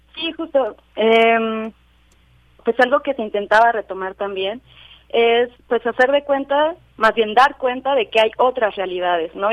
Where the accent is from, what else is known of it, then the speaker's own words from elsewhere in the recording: Mexico City, Mexico; yo soy de Xochimilco.